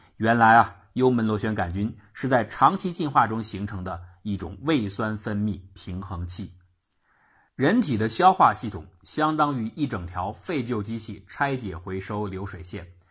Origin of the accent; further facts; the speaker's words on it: China; 胃灼热也就是我们中国人所说的烧心